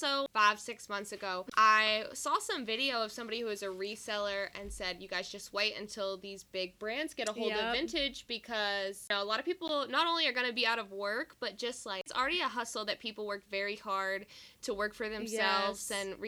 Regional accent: Frankfort, Kentucky, United States; moved away as an adult; now in Lexington, United States; I'm not from Lexington. I'm from Frankfurt, which is not far away.

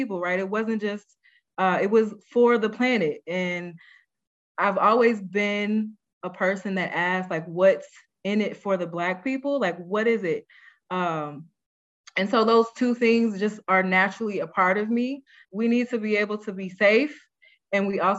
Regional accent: St. Louis, Missouri, United States; I grew up in St. Louis as a latchkey kid

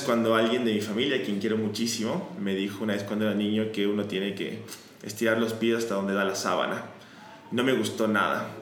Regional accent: Ecuador; moved away as an adult; now in Buenos Aires, Argentina; me mudé de Ecuador, donde soy, a Buenos Aires, a estudiar economía

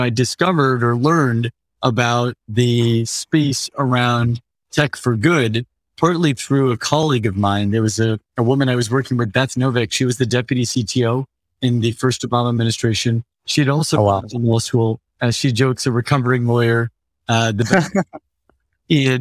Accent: Central Valley, Northern California, United States; now in San Francisco, United States; I grew up in California, largely in Northern California, a couple hours outside San Francisco in the east, in the Central Valley

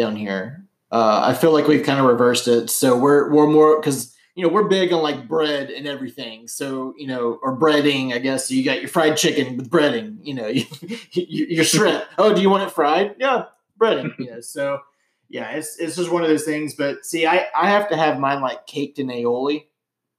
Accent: Alabama, United States; I'm from Alabama

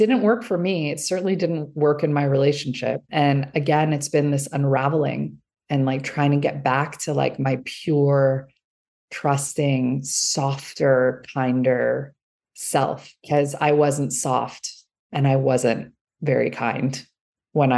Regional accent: Los Angeles, California, United States; also born or lived in Iran; I was born in Iran. My parents escaped when I was an infant. We were, you know, brought here with the values of another country. And yet I was growing up in Los Angeles, California.

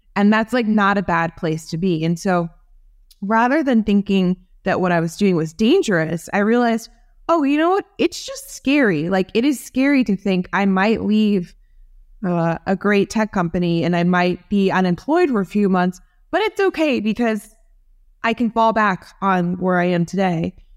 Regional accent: New Jersey, United States; I grew up in New Jersey

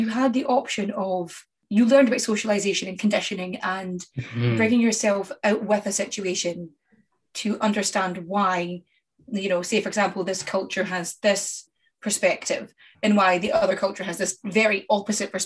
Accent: Scotland, United Kingdom; now in Ireland; I'm Scottish and I live in Ireland

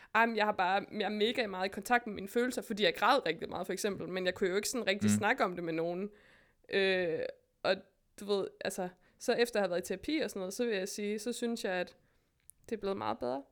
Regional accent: West Jutland, Denmark; also born or lived in Berlin; now in Copenhagen, Denmark; jeg er jo fra Vestjylland

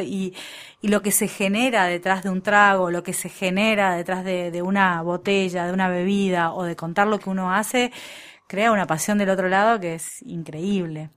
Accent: Argentina; los argentinos cuando no tenemos recursos nos ponemos creativos

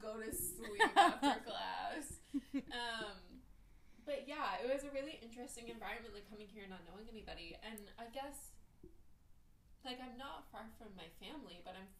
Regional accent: New York, United States; So I grew up in the North Bronx, and really liked it as a child

